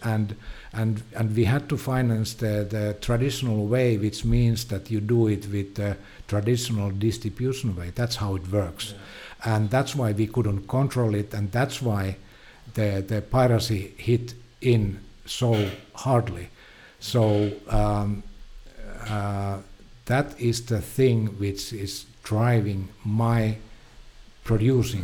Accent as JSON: {"language": "English", "country": "Finland", "said": "I'm from Finland."}